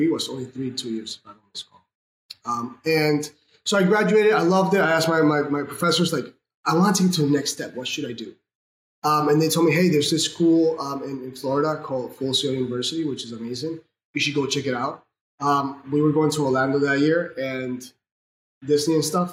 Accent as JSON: {"language": "English", "country": "Venezuela", "said": "I'm from Venezuela"}